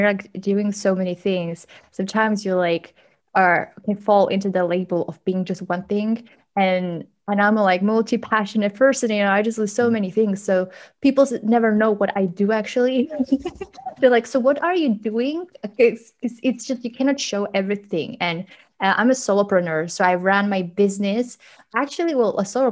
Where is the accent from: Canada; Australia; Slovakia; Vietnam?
Slovakia; eastern Slovakia; English is a second language; also born or lived in London; I'm from Slovakia, a tiny little country